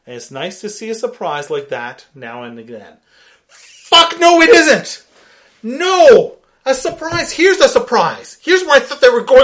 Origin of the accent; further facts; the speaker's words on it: Calgary, Alberta, Canada; we're from Calgary, Alberta, Canada.